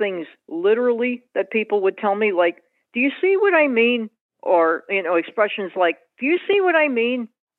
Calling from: Springfield, Massachusetts, United States; I'm calling from Springfield, Massachusetts.

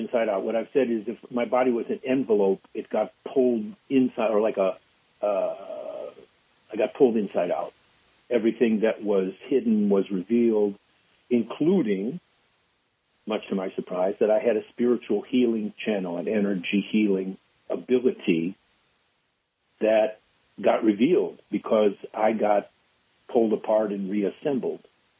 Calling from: Ashland, Oregon, United States; I live in Ashland, Oregon.

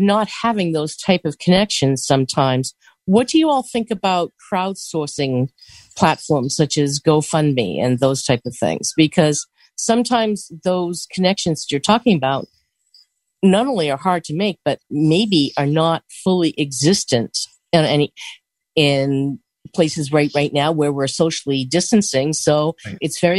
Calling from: Seattle, Washington, United States; I'm actually calling from Seattle, Washington State.

